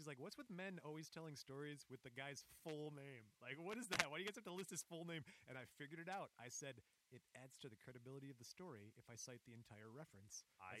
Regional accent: Flint, Michigan, United States; Flint was a big auto town when we were growing up in Michigan. It's actually considered Vehicle City. Detroit is Motor City. Flint is Vehicle City.

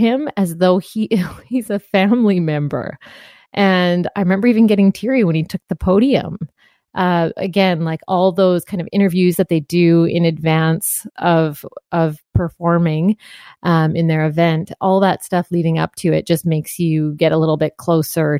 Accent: Canada; you define yourself as a Canadian by not being American

